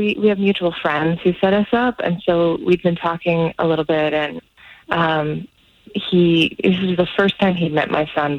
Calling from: Celebration, Florida, United States; Hey, I'm calling from Celebration.

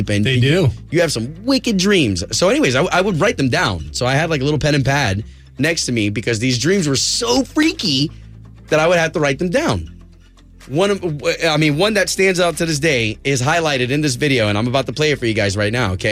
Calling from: Orlando, Florida, United States; Oh, I, I'm calling from downtown. I live downtown.

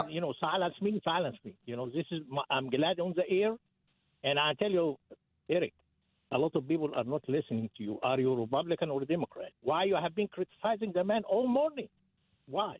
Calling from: Athens, Georgia, United States; I'm calling from Athens area

